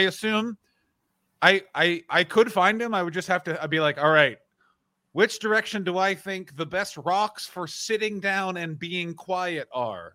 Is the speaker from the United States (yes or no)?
no; Ottawa, Ontario, Canada; moved away; I grew up in Ottawa